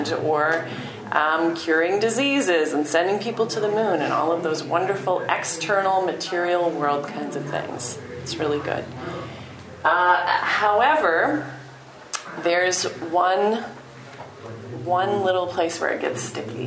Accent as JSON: {"language": "English", "town": "Detroit", "region": "Michigan", "country": "United States", "tie": "born or raised there", "said": "I was born in Detroit, and so we were very car-oriented there."}